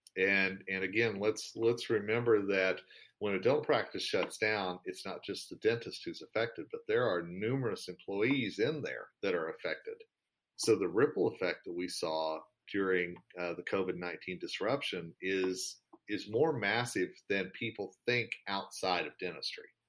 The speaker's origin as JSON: {"language": "English", "country": "United States", "said": "me as an American"}